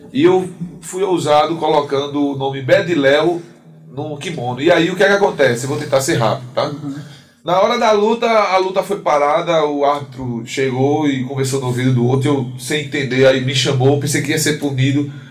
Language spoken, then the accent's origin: Portuguese; Vitória de Santo Antão, Pernambuco, Brazil; Eu sou de Vitória de Santo Antão, Pernambuco